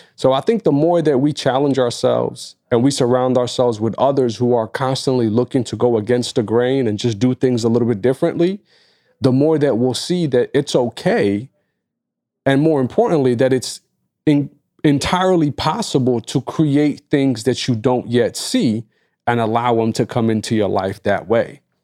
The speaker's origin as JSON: {"language": "English", "region": "New York", "country": "United States", "said": "as a New Yorker"}